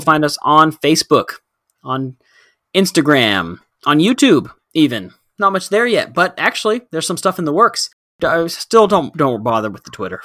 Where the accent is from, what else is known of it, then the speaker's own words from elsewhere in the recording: Texas, United States; Coming from a culture that we grew up in here in Texas